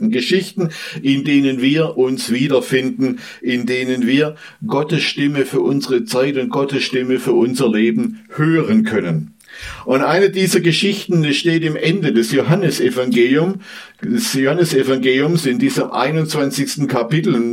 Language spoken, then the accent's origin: German; southwest Germany, Germany; Ja, ich komme aus dem Südwesten dieser Republik